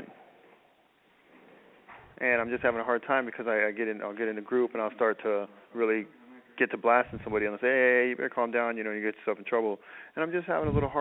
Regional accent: San Francisco, California, United States; I was in San Mateo County, but I'm from San Francisco

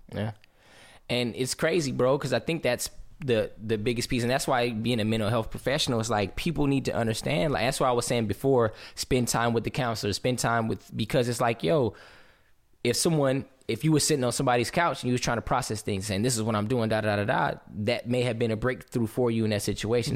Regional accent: Southern California, United States; growing up in Southern California

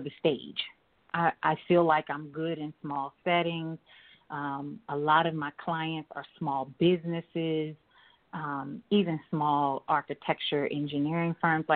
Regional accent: Columbia, South Carolina, United States; now in Maryland, United States; I'm from Columbia, South Carolina, for the listeners. Of course, I live in Maryland now, but I'm from Columbia, South Carolina, so I grew up there.

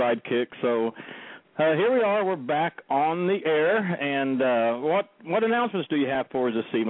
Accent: Oklahoma, United States; now in Florida, United States; It is now hotter in my home state of Oklahoma than it is right here in Florida.

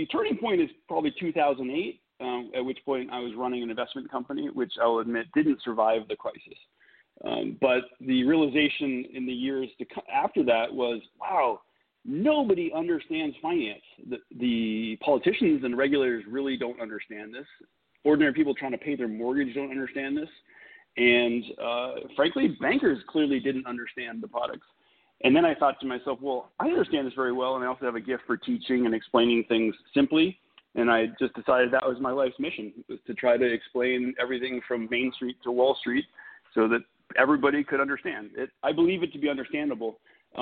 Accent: Massachusetts, United States; moved away as an adult; also born or lived in New York City; now in San Antonio, United States; I'm not a native Texan, which Texans won't forgive, but I'm from Massachusetts

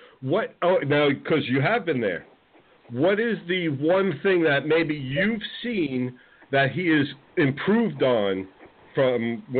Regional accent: New Jersey, United States; moved away; I'm originally from New Jersey

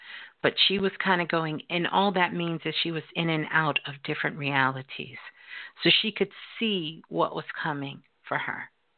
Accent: Brooklyn, New York, United States; Hey, you calling from my birth city. Brooklyn. I'm a Brooklyn girl.

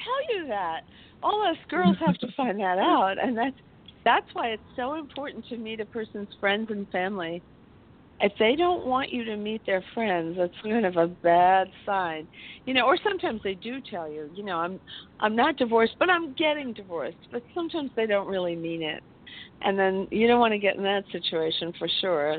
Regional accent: New York, United States; I was born in New York

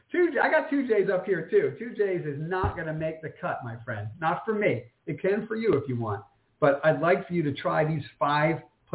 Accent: New York City, New York, United States; moved away; I'm born and bred in New York, lived in New York for 14 years

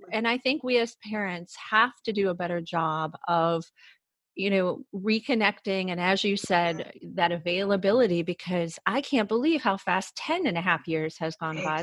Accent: Cleveland, Ohio, United States; I, am born and raised in Ohio

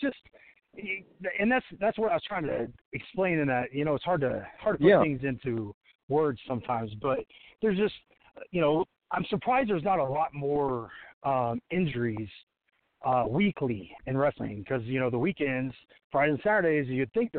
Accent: Washington, Indiana, United States; started in this little gym in my hometown, Washington, Indiana.

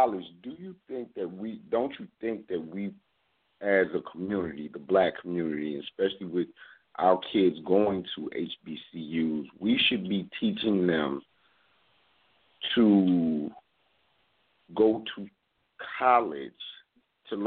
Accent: Atlanta, Georgia, United States; also born or lived in Denver, Colorado / California; I'm originally from Denver, Colorado. I grew up in Atlanta, Georgia, and the culture that you get here in the South.

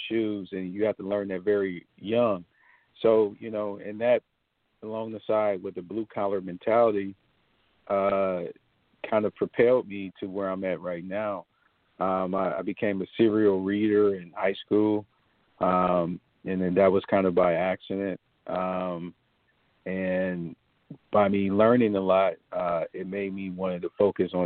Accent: Cleveland, Ohio, United States; I'm just a kid from Cleveland, Ohio, that had a hard upbringing. You know, I grew up in East Side Cleveland housing projects

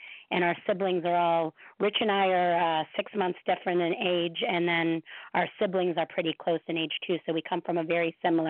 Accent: Parma, Ohio, United States; moved away as an adult; now in New York City, United States; So, I was born in Parma, Ohio. So, nice Midwest girl.

